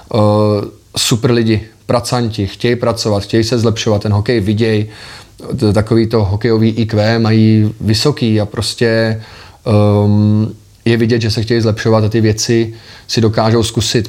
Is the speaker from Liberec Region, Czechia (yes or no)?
yes; Liberec, Liberec Region, Czechia; also born or lived in Prague / Pardubice; já jsem liberecký odchovanec, v Liberci jsem vyrůstal, pořád tam žiju